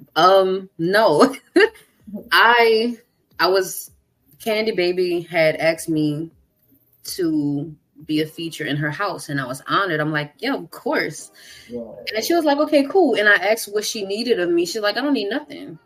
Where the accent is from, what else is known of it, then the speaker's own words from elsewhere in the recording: Kenner, Louisiana, United States; also born or lived in New Orleans; I am from Louisiana. I'm from Kenner to be specific, but I've lived in New oh, Orleans.